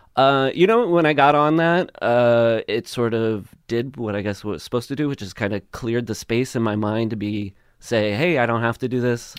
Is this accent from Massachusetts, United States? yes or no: no; Le Mars, Iowa, United States; moved away as an adult; now in Los Angeles, United States; I grew up in Iowa, Northwest Iowa, this town called, uh, Lamar's